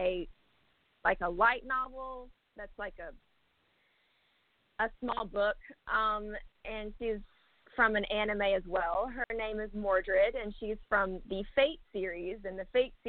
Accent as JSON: {"language": "English", "town": "North Little Rock", "region": "Arkansas", "country": "United States", "said": "I'm from North Little Rock, Arkansas, and my plan is to relocate to Los Angeles"}